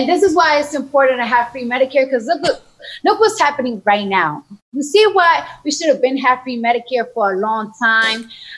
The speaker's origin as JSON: {"language": "English", "region": "New York", "country": "United States", "said": "You know, I'm from New York, so when you're in high school, or middle school, they give you a free metro car so you could travel"}